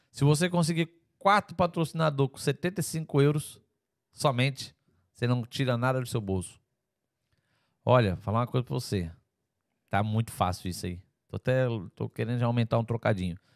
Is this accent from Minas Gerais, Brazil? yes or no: yes; Teófilo Otoni, Minas Gerais, Brazil; Sou de Teoflotone.